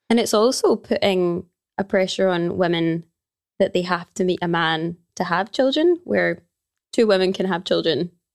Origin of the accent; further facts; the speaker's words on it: Glasgow, Scotland, United Kingdom; I am from Glasgow, born and raised in Glasgow.